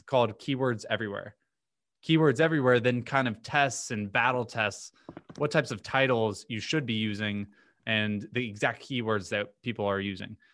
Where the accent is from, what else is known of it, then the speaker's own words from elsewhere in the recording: Vero Beach, Florida, United States; moved away as an adult; now in Miami, United States; I'm from a few hours north of here called Vero Beach, small